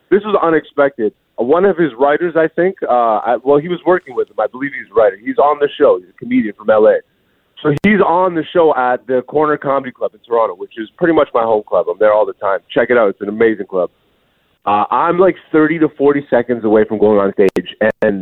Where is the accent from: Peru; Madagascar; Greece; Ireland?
Greece; moved away; also born or lived in Ethiopia (ancestry) / Hamilton, Canada; I was born in Greece, but I am Ethiopian. Both my parents are Ethiopian